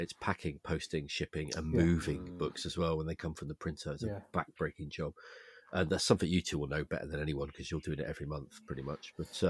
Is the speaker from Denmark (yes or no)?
no; England, United Kingdom; I'm English.